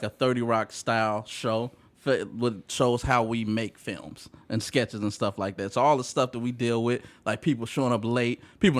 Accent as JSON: {"language": "English", "town": "Bellwood", "region": "Illinois", "country": "United States", "tie": "born or raised there", "said": "I'm from Bellwood suburbs."}